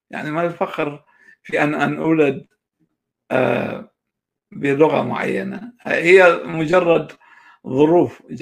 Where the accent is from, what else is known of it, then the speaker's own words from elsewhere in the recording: Kurdistan Region, Iraq; accent: Bahdini Kurdish; Arabic is a second language; هو كان يتكلم باللهجة الصورانية وأنا كنت أتكلم باللهجة البهدينانية آه، اضطرينا نقلب على الفارسي